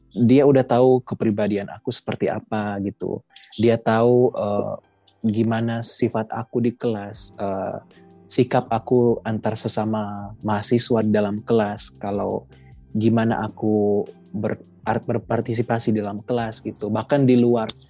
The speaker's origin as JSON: {"language": "Indonesian", "town": "Manado", "region": "North Sulawesi", "country": "Indonesia", "said": "asal aku dari Manado, Sulawesi Utara"}